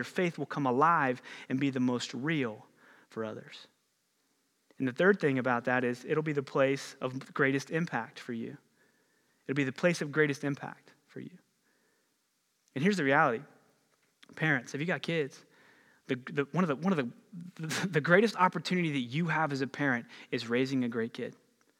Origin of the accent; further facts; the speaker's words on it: Ohio, United States; I grew up just outside of the Ohio Valley over in Ohio a little bit.